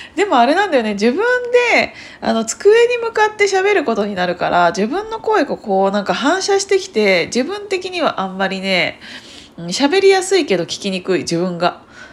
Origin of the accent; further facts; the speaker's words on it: Kiryu, Gunma, Japan; moved away; 私群馬県桐生市出身なんですけどで両親はそこにまだ住んでいて